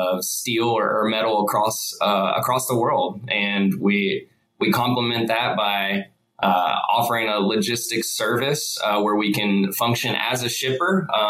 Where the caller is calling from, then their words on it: Atlanta, Georgia, United States; So I am in Atlanta, Georgia.